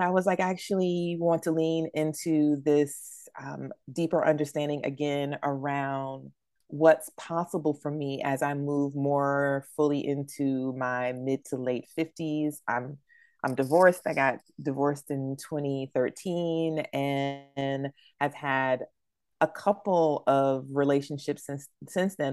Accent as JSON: {"language": "English", "town": "New Bern", "region": "North Carolina", "country": "United States", "tie": "born or raised there", "moved": "yes", "said": "my hometown of New Bern"}